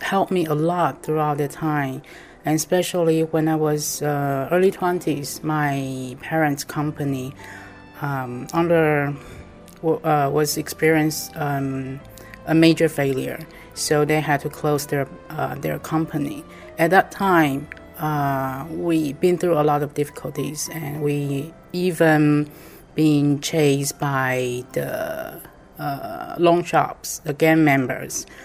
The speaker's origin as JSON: {"language": "English", "region": "Taipei", "country": "Taiwan", "said": "I'm from Taiwan, Taipei."}